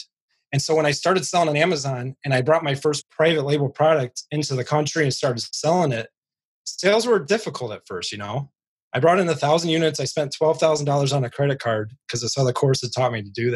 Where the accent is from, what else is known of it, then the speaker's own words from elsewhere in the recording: Northwest Indiana, United States; I am from Northwest Indiana